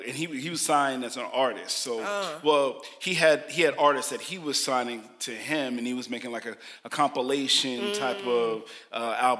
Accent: New York, United States; moved away; I'm from New York.

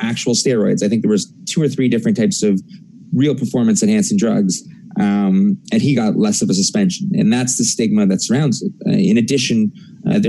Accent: Canada

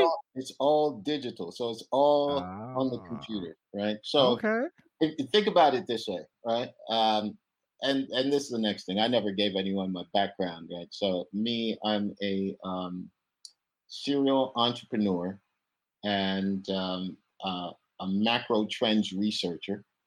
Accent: Kingston, Jamaica; moved away as an adult; now in United States; I'm from Kingston, Jamaica originally

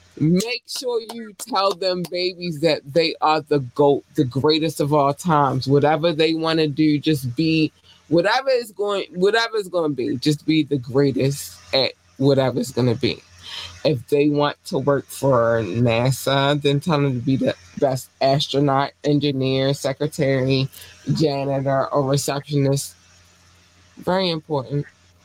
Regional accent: Baltimore, Maryland, United States; This is not becoming of a lady, but I'm from Baltimore. Let's go.

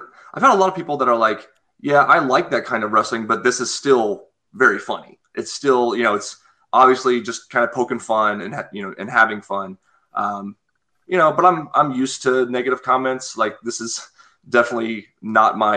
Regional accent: United States

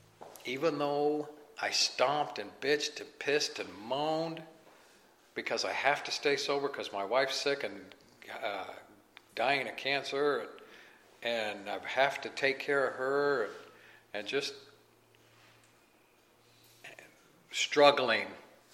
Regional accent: Kansas City, Missouri, United States; I'm from the Midwest. Like I said, I'm from Kansas City

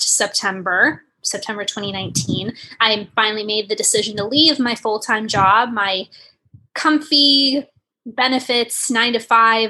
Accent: Northern Virginia, United States; I'm from Northern Virginia, just outside of Washington, D.C.

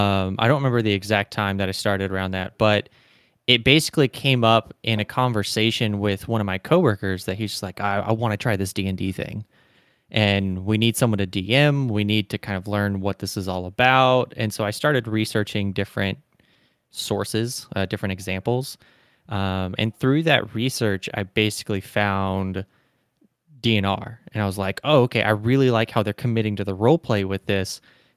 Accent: Deep South, United States; I was kind of born in the Deep South states, and I was raised in the Deep South states.

